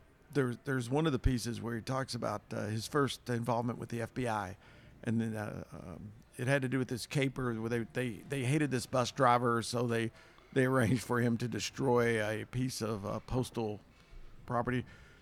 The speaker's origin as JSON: {"language": "English", "region": "Kentucky", "country": "United States", "said": "I'm from Kentucky as well"}